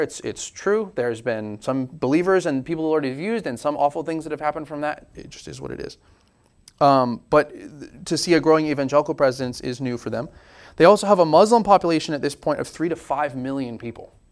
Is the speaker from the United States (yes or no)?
yes; United States; we're very American